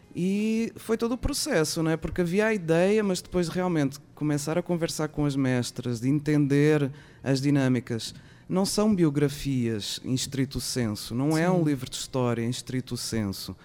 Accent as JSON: {"language": "Portuguese", "country": "Portugal", "also_born_or_lived": "São Paulo, Brazil", "moved": "yes", "lives_now": "Brazil", "said": "como portuguesa"}